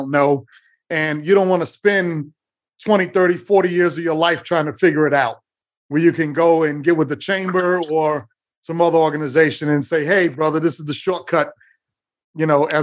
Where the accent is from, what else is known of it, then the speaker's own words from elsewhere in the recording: New York City, New York, United States; I grew up in New York City